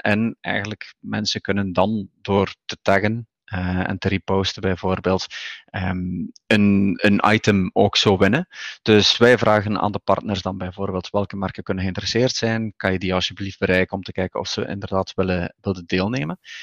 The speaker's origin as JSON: {"language": "Dutch", "region": "Flanders", "country": "Belgium", "also_born_or_lived": "Barcelona, Spain", "moved": "as an adult", "lives_now": "Cantabria, Spain", "said": "ik ben van oorsprong Vlaming hè, in België"}